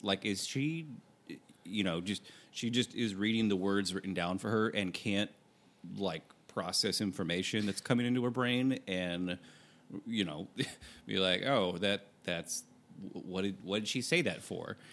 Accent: Michigan, United States; moved away; we we grew up in in Michigan, Great Lakes area

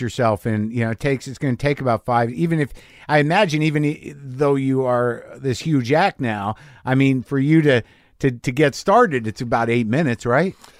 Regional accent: New Mexico, United States; I grew up in New Mexico

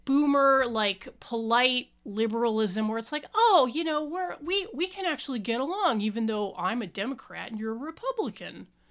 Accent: Southwest, United States; I was born in the Southwest

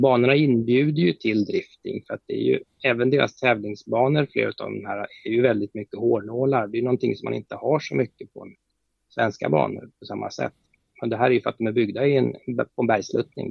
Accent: Sweden; som svensk

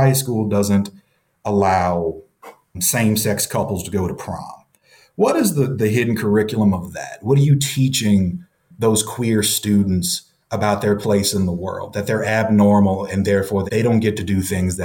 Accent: the South, United States; I'm from the South too

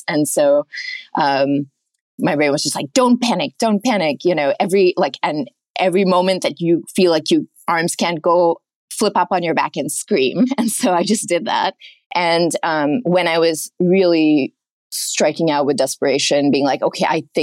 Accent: Oman; moved away; I grew up in Oman, a mile away from the beach.

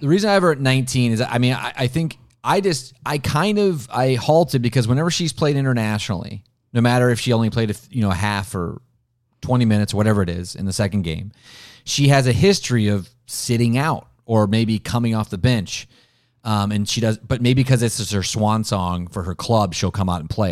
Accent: Ohio, United States; I'm from Ohio

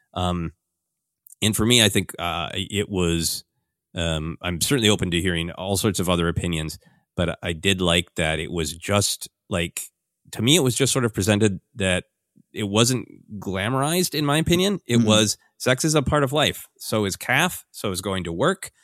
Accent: Minnesota, United States; my cultural life uh, growing up in Minnesota

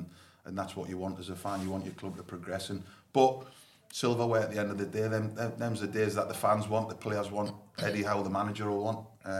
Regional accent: Newcastle upon Tyne, North East England, United Kingdom; being my hometown club

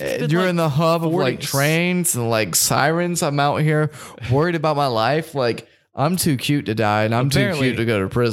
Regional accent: the South, United States; We're from the South. That's what people were into.

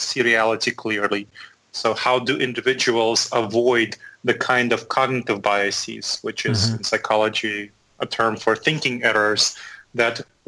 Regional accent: New York City, New York, United States; moved away as an adult; also born or lived in Chisinau, Moldova / Boston / Chapel Hill; now in Columbus, United States; I was born in Moldova. My parents were there in Chisinau, Moldova, which is just east of Romania and just southwest of Ukraine. So I was born there, and my parents immigrated when I was 10 to the United States. So I grew up in New York City

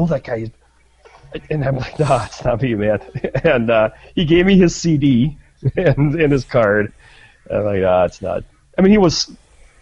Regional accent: Minnesota, United States; I said, Minnesota

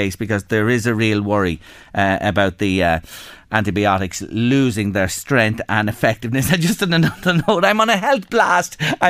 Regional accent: Ireland; can I go to Germany and open an account, being an Irish person in a bank in Germany?

